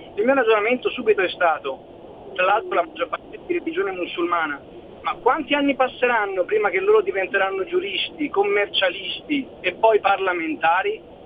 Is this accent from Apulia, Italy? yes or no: no; Vicenza, Veneto, Italy; io sono di Vicenza